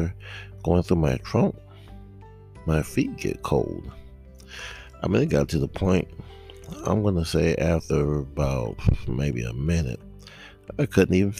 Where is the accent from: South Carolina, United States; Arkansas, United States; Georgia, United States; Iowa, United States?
Georgia, United States; South; I am a native Georgian, born and raised in South Georgia